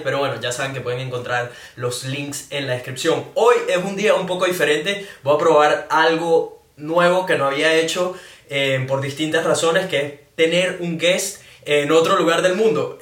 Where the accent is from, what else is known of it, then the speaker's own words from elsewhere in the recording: Venezuela; now in Brisbane, Australia; soy un latino, específicamente venezolano, que vive en Brisbane, Australia